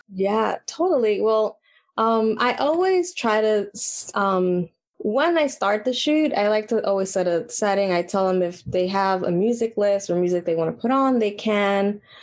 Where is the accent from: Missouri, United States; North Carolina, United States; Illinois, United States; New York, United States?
New York, United States; New York City; I was born and raised in Washington Heights